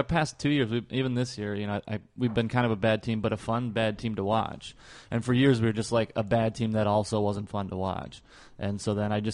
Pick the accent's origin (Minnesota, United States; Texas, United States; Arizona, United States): Minnesota, United States; moved away; I grew up in Minnesota